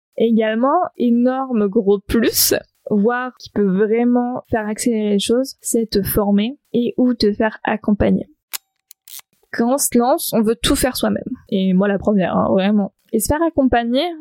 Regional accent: south of France, France; moved away as an adult; now in Brittany, France; je suis originaire du sud de la France, c'est littéralement dans la diagonale

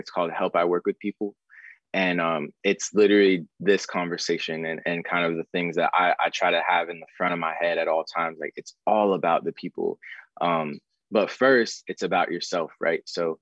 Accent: Arizona, United States; moved away as an adult; also born or lived in Florida; now in Los Angeles, United States; I grew up in Arizona

